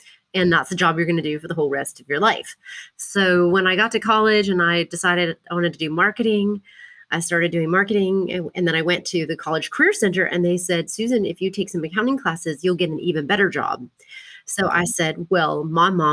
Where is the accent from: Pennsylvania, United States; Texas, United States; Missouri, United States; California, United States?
Texas, United States; Port Lavaca; also born or lived in Austin; now in Dallas, United States; I grew up in a really small town in Texas called Port Lavaca, which is on the coast in between Houston and Corpus